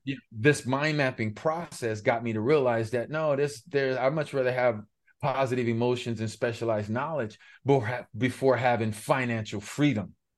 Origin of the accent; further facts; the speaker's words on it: Los Angeles, California, United States; I was born and raised in Los Angeles, specifically Pacoima, California